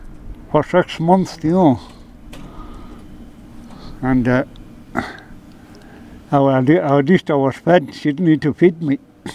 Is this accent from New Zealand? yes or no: no; Gweedore, Ulster, Ireland; No, I'm from Gidor, way down. Gidor.